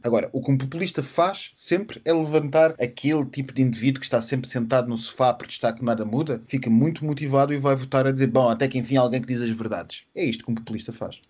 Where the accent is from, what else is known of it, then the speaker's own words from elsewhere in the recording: Switzerland; Eu sou suíço e estou a falar-vos a partir de Zurique